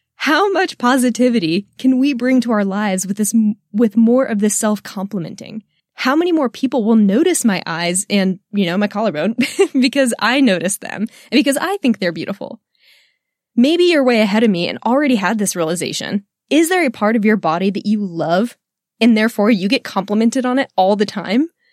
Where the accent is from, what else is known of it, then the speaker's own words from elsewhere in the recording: Texas, United States; I am a Texan woman